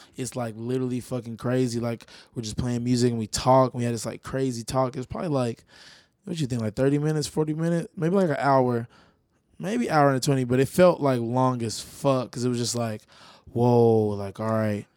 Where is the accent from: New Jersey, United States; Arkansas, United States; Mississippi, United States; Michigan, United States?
Arkansas, United States; Little Rock; moved away as an adult; also born or lived in Pine Bluff, Arkansas; now in Los Angeles, United States; I'm from Palm Bluff, Arkansas, but I came up out of Little Rock, Arkansas